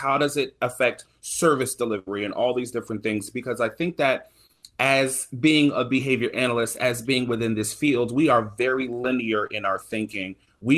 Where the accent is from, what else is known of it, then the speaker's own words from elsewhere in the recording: the South, United States; I'm from the South